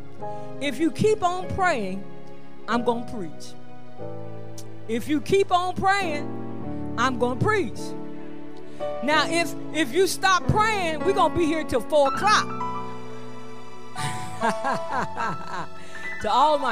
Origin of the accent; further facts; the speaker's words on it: Dayton, Ohio, United States; moved away; I was living in Dayton. But I'm from Dayton